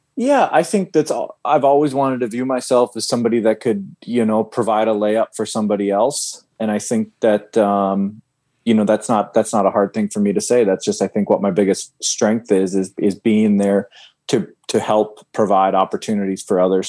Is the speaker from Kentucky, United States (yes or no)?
no; Fargo, North Dakota, United States; moved away; I'm from Fargo, North Dakota